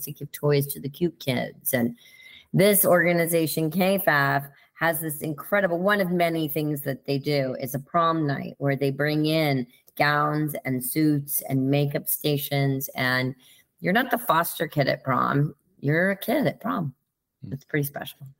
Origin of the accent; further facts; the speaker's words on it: Connecticut, United States; also born or lived in Kansas City, Missouri; we quickly transitioned to Connecticut, where I spent my entire childhood